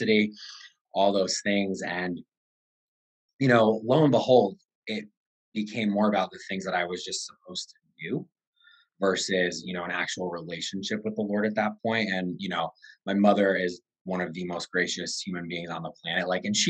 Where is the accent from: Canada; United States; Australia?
United States; Connecticut; I am from Connecticut, 34 years old.